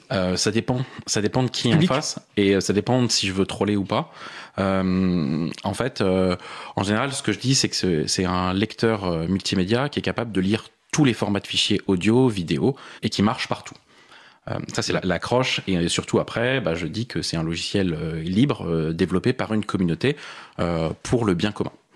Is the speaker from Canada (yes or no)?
no; Paris, Île-de-France, France; je suis parisien. J'ai vécu la plupart de ma vie à Paris